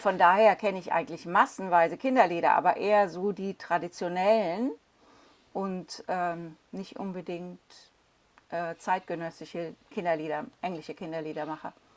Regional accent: Cologne, North Rhine-Westphalia, Germany; now in London, United Kingdom; Ich komme ja aus Köln

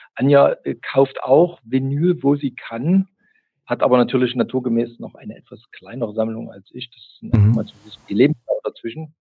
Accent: East Germany, Germany; ich komme aus der DDR

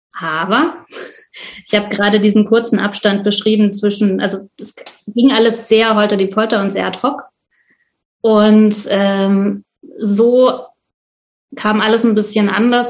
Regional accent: Leipzig, Saxony, Germany; bin aus Leipzig

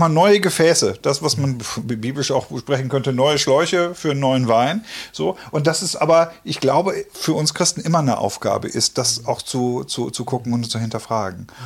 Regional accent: Detmold, North Rhine-Westphalia, Germany; weil ich komme aus Detmold und ich suche gerade auch ein bisschen was.

